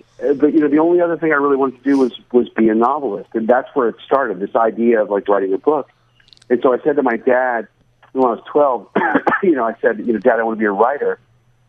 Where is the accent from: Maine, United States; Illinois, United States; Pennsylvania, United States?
Pennsylvania, United States; Pittsburgh; I grew up in Pittsburgh, Pennsylvania.